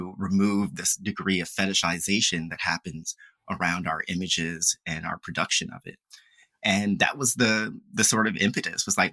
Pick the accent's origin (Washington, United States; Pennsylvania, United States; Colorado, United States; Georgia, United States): Pennsylvania, United States; Philadelphia; moved away as an adult; also born or lived in Farmville, Virginia; was from Philadelphia, where I was from